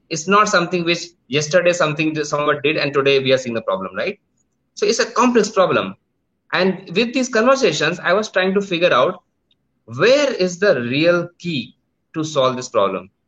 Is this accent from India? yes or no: yes; India; I am from India, but due to some uh, work, right now I am sitting in Thailand